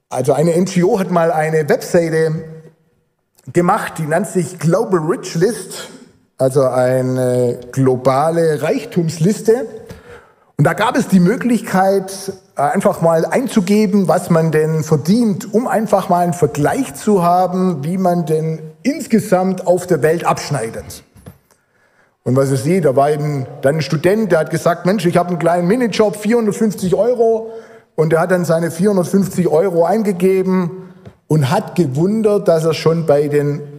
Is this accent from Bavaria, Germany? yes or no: no; Almersbach, Rhineland-Palatinate, Germany; er war dann Jugendleiter in der Gemeinde in Almersbach, wo ich aufgewachsen bin.